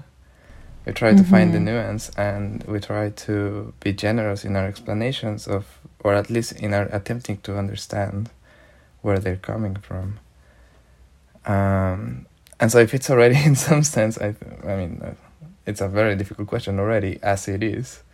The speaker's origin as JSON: {"language": "English", "country": "Mexico", "said": "I am from Mexico and my research is around Mexico"}